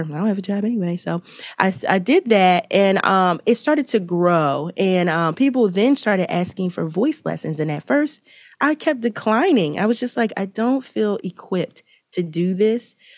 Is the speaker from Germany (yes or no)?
no; Philadelphia, Pennsylvania, United States; I'm from Philadelphia